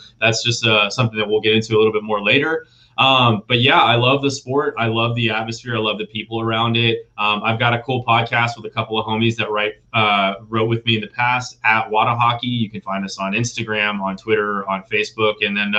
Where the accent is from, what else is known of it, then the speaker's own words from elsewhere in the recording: Dallas, Texas, United States; I am a Dallas Stars guy, born and raised in Dallas.